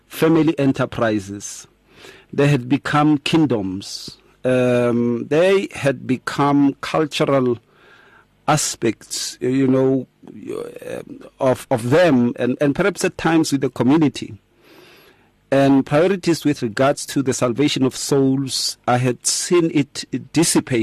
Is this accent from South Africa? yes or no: yes; Atteridgeville, Gauteng, South Africa; growing up in Attridgeville.